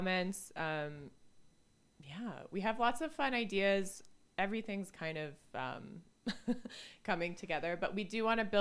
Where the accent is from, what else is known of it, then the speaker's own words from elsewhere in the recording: Canada; we are Canadian